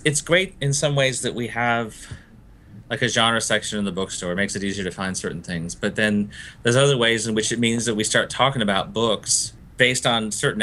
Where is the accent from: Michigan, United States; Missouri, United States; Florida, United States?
Florida, United States; Gainesville; also born or lived in Fiji; I grew up in Gainesville, Florida, after coming back from Fiji